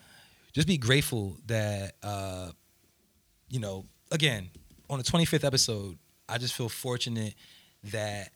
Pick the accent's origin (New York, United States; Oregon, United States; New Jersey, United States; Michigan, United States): New Jersey, United States; I'm from Jersey